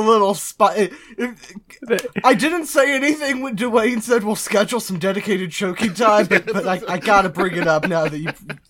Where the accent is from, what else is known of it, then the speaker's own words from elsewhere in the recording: United States; As an American